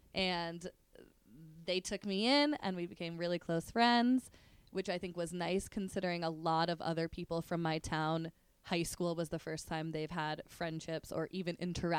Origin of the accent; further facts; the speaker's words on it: New Jersey, United States; now in New York, United States; I grew up in New Jersey. Dad grew up in Brooklyn. Mom grew up in Manhattan.